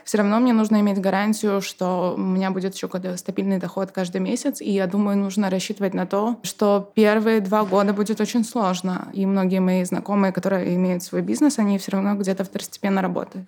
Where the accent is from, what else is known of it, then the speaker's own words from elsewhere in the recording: Belarus; now in Poznań, Poland; я как белоруска